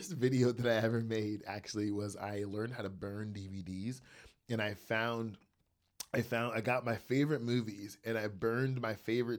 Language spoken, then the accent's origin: English; New Jersey, United States; born there; now in Columbus, United States; I live in Columbus, Georgia. I was born in New Jersey.